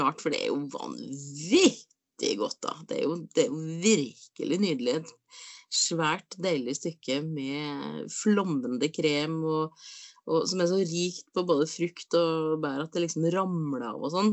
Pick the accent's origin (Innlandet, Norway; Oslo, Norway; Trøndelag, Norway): Trøndelag, Norway; Inderøy; på Inderøya så, så, var det eh, bui, altså boder, på barneskolen